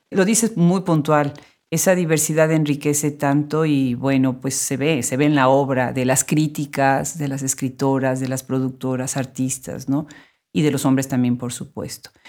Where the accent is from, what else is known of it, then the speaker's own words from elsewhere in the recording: Mexico City, Mexico; Soy de la Ciudad de México. Estudié en la UNAM